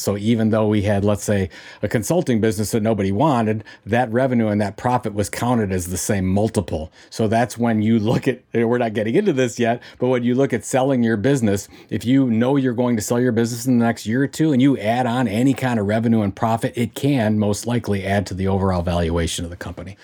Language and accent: English; Cleveland, Ohio, United States; in Cleveland, in Cleveland, Ohio. That's my hometown